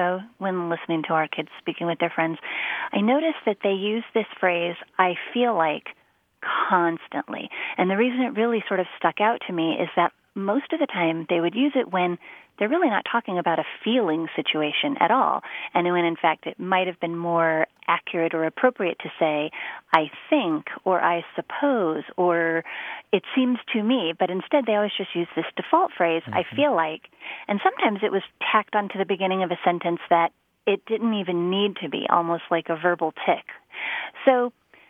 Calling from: Denver, Colorado, United States; I'm calling from Denver, Colorado

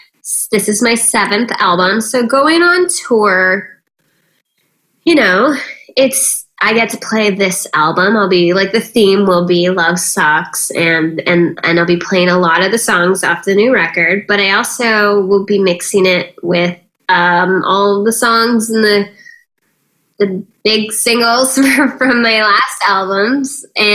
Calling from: Malibu, California, United States; I am calling you from Malibu, California.

